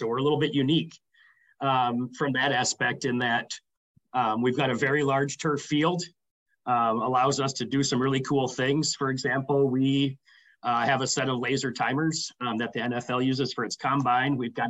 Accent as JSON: {"language": "English", "town": "Sioux Falls", "region": "South Dakota", "country": "United States", "tie": "born or raised there", "also_born_or_lived": "Minneapolis, Minnesota", "moved": "as an adult", "lives_now": "St. Paul, United States", "said": "I was born and raised in Sioux Falls, South Dakota. Graduated from high school there and moved to Minneapolis, Minnesota for to study both finance and German at the Twin Cities campus"}